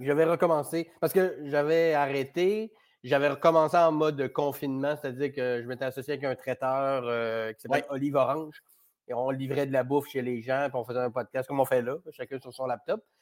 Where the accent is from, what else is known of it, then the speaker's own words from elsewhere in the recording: Chicoutimi, Quebec, Canada; moved away as an adult; also born or lived in Jonquière; now in Montreal, Canada; je suis né, on vivait à Jonquière, mais essentiellement, j'ai surtout vécu à Chicoutimi